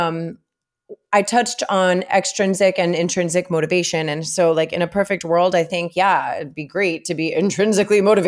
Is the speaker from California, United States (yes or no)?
no; Miami, Florida, United States; I grew up in Kendall